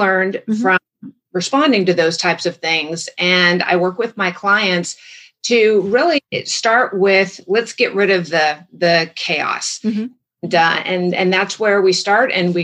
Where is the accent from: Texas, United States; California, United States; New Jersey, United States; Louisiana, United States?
California, United States; Orange County; I grew up in Orange County, California.